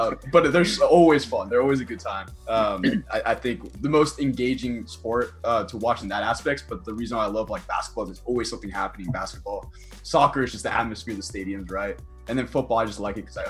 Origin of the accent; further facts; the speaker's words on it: Finland; moved away; I'm originally from Finland, like that's our sport is hockey. Like that's why I grew up loving hockey